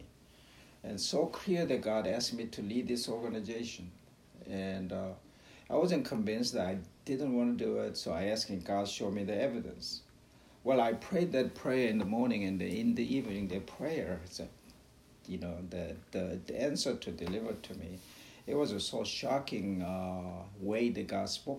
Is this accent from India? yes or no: no; South Korea; moved away as an adult; also born or lived in Brooklyn, New York, United States; now in Ocala, United States; I was born and raised in Korea, South Korea, and I went to med school